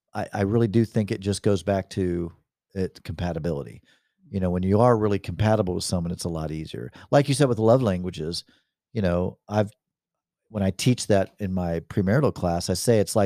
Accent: the South, United States; accent: Southern; I think it's when my Southern accent comes out a little bit.

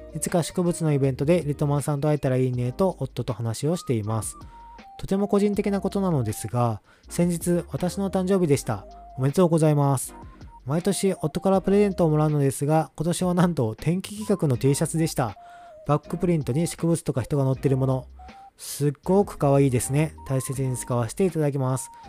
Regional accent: Kyoto, Japan; also born or lived in Aichi; now in Kanto, Japan; 関西住んでたので、三重県、和歌山、奈良、滋賀、まあ京都出身です

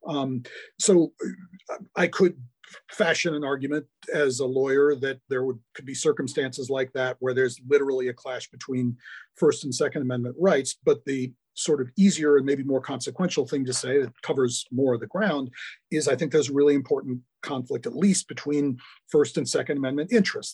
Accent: Milwaukee, Wisconsin, United States; now in St. Louis, United States; I grew up in Milwaukee.

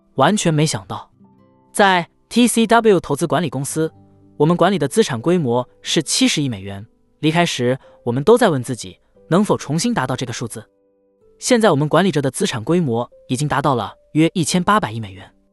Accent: New York City, New York, United States; 纽约。是的，在纽约的皇后区

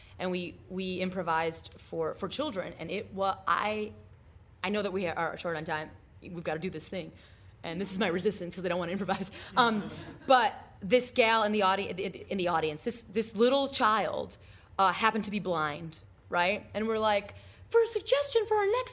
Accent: Midwest, United States; I'm from the Midwest

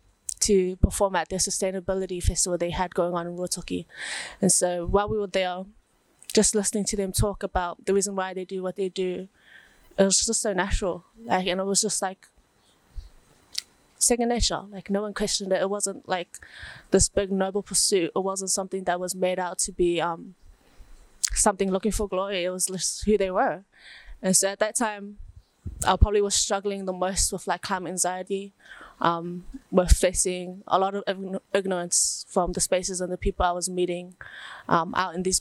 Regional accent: Auckland, New Zealand; also born or lived in Savai'i, Samoa; Born and raised in Mangere, South Auckland, from the villages of Whareai and Sungunge in Sawa'i, Samoa.

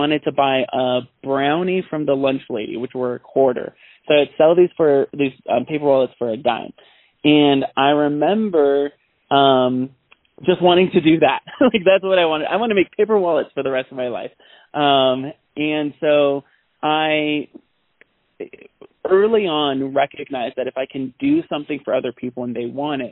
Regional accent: San Bernardino, California, United States; I grew up in Southern California in San Bernardino, one of the most impoverished cities in Southern California.

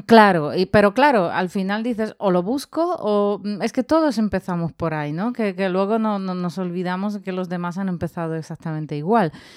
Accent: Poland; now in Spain; yo que soy de Polonia

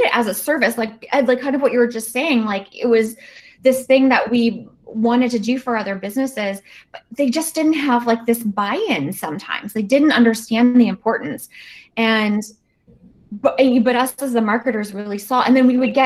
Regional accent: Virginia, United States; my home state of Virginia

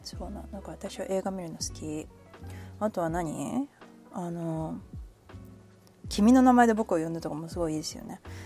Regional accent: Kanagawa, Japan; also born or lived in Nagano; now in Hawaii, United States; 神奈川出身です

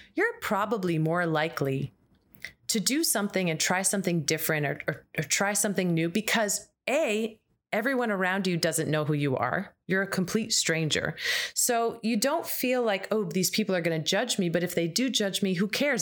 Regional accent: United States; as an American

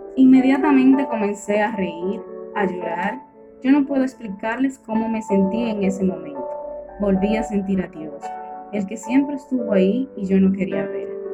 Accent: La Vega, Dominican Republic; soy de La Vega

